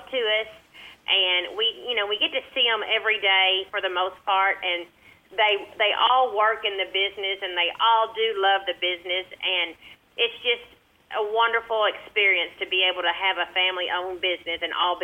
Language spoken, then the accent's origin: English; Ballard County, Kentucky, United States; I'm actually from Ballard County, which is like 30 miles from where we are now, and I babysat for a couple when I was in high school